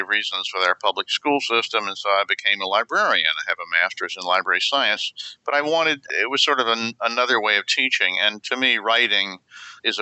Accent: Atlanta, Georgia, United States; I grew up in Atlanta, Georgia.

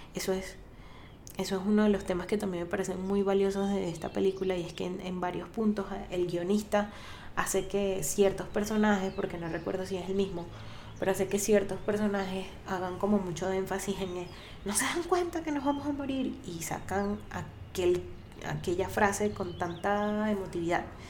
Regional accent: Venezuela; para quienes somos venezolanos

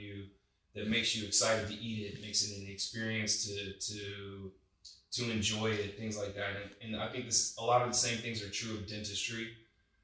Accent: Wilmington, North Carolina, United States; I grew up in Wilmington, North Carolina, which is a coastal town.

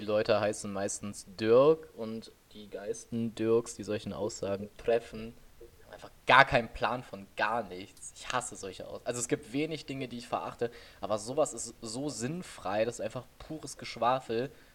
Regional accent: Oberbergisches Land, North Rhine-Westphalia, Germany; wir kommen hier so aus dem Oberbergischen. Wir sind beide mehr oder weniger auf dem Dorf groß geworden.

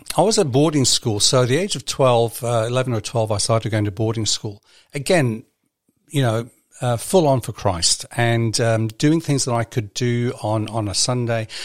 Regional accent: Libya; now in New Zealand; when I was growing up in Libya

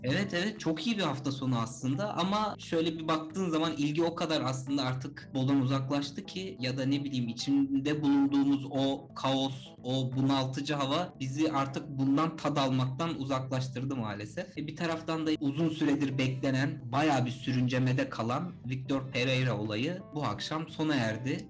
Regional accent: Sinop, Turkey; bir Sinoplu olarak

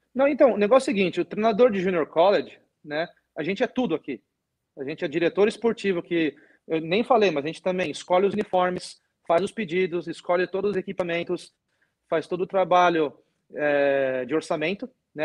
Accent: Brazil; also born or lived in Europe; now in United States; eu sou brasileiro

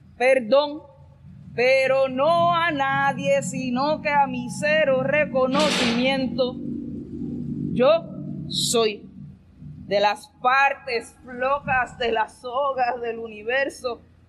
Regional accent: Ponce, Puerto Rico; soy de Ponce

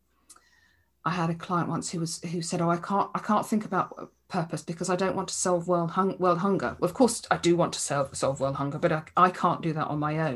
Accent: England, United Kingdom; I'm English

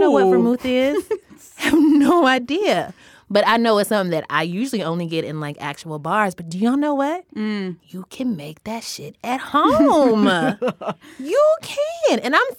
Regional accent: the South, United States; As a Southerner

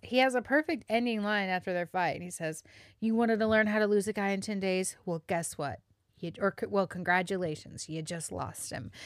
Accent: the South, United States; accent: Southern; I am Southern

